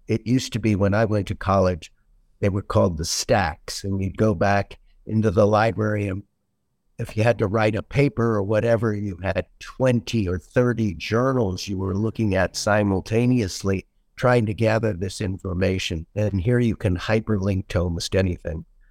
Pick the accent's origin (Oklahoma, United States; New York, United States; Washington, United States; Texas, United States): Washington, United States; Seattle; moved away as an adult; now in Naples, United States; I was born and raised in Seattle, Washington